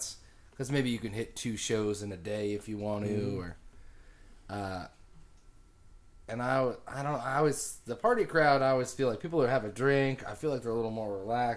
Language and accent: English; United States; as an American